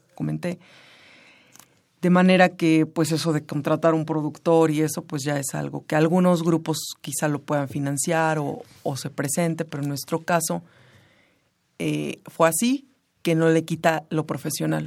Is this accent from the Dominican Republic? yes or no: no; Pilcaya, Guerrero, Mexico; now in Mexico City, Mexico; Yo nací en Pilcaya Guerrero, que es un pueblo del norte del estado de Guerrero